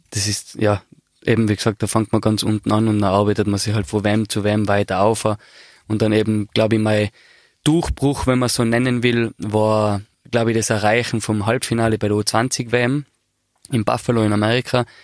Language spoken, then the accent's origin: German; Austria; und ja, eben nach 23 Jahren als Österreicher dahin fahren zu dürfen, hat mich sehr geehrt